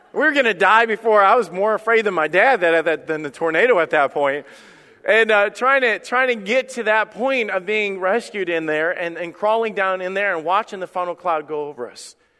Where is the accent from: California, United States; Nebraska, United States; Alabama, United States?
Alabama, United States; when I was a kid, I grew up in Alabama